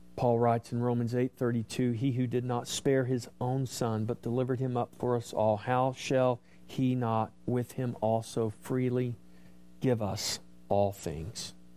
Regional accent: United States; as an American

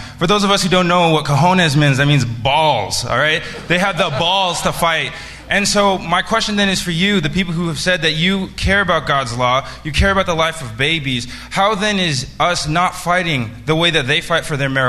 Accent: California, United States; I'm from California

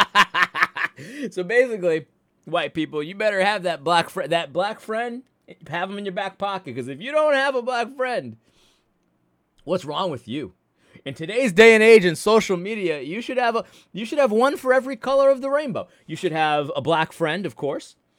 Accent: United States; I'm an American

